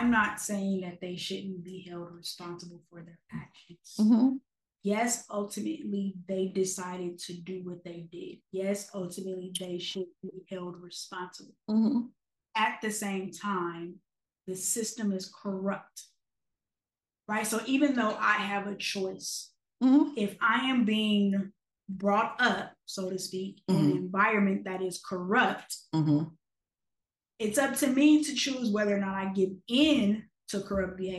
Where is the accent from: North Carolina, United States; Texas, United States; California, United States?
California, United States; Los Angeles; I grew up in Watts